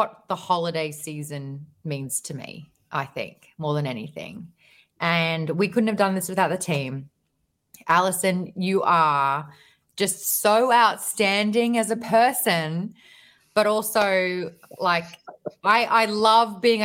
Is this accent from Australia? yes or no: yes; Australia; as an Australian